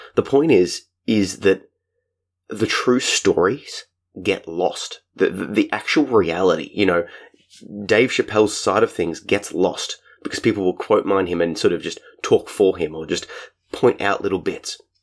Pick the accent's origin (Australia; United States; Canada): Australia; my home country, Australia.